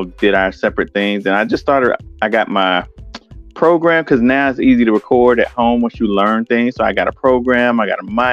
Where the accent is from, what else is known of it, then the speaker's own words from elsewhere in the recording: Winston-Salem, North Carolina, United States; also born or lived in Brooklyn, New York; me and my mom decided to move down here